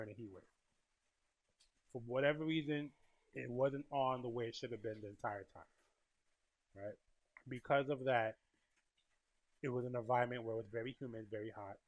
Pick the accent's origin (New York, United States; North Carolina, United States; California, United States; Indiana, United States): New York, United States; I'm from New York and from this region